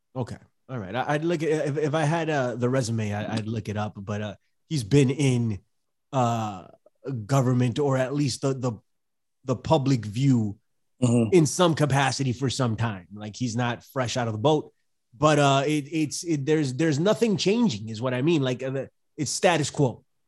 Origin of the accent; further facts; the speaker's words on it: New York City, New York, United States; from the Bronx